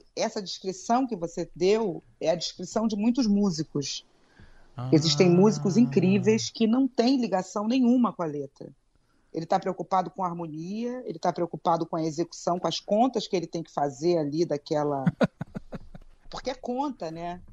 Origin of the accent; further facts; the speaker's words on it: Brazil; Eu sou brasileira, eu falo português